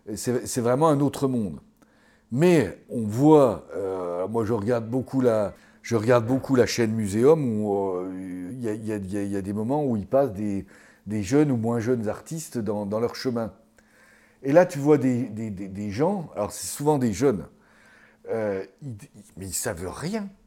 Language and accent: French; Mont d'Or area, Bourgogne-Franche-Comté, France; ça c'est ma région natale